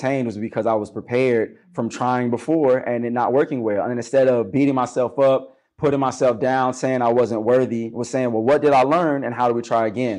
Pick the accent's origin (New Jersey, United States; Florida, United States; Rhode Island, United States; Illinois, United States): Illinois, United States; Chicago; growing up on the South Side of Chicago